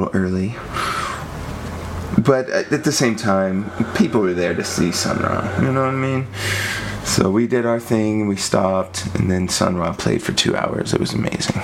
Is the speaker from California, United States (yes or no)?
no; Lubbock, Texas, United States; I grew up in Lubbock, Texas.